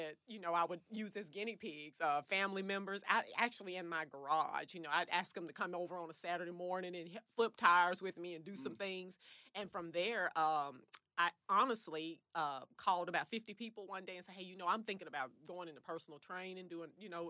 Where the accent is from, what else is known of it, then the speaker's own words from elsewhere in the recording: Wrightsville, Arkansas, United States; Yes. I grew up in Wrightsville.